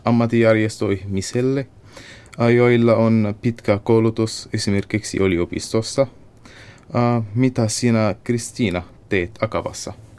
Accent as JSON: {"language": "Finnish", "country": "Syria", "second_language": "Finnish", "moved": "as an adult", "lives_now": "Finland", "said": "Tulen Suriasta ja olen 23-vuotias. Opiskelen Suriassa insinöörin ala yliopistossa"}